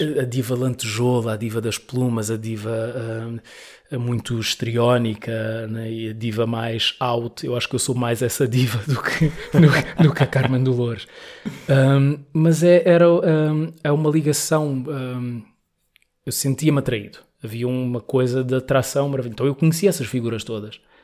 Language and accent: Portuguese; Mozambique; moved away as an adult; now in Lisbon, Portugal; eu gosto imenso de, de Moçambique, né? fui criado lá e gosto muito